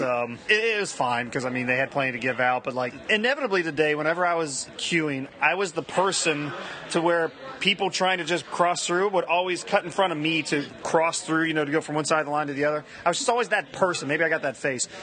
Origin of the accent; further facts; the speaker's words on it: Ohio, United States; I'm from Ohio